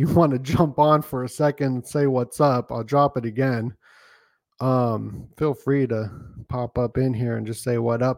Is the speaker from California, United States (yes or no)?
no; Las Vegas, Nevada, United States; moved away; also born or lived in Sedona, Arizona; I grew up in Vegas